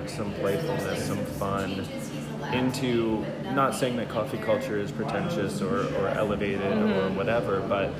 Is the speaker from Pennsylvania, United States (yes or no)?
no; Baton Rouge, Louisiana, United States; moved away as an adult; now in New Orleans, United States; I grew up in Baton Rouge. I'm a BR boy.